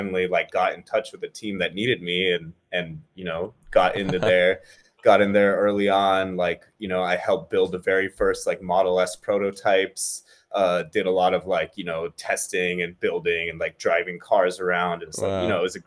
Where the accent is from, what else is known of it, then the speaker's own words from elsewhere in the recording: Bay Area, Silicon Valley, California, United States; I was born and brought up in the Bay Area, Silicon Valley